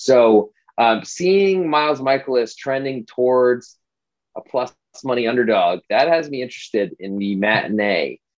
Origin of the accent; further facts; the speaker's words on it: Rhode Island, United States; moved away; also born or lived in Atlanta; I'm from Rhode Island originally, and I was a Red Sox fan growing up.